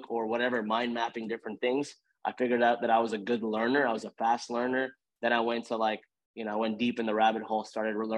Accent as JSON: {"language": "English", "town": "Houston", "region": "Texas", "country": "United States", "tie": "born or raised there", "said": "I grew up in Houston."}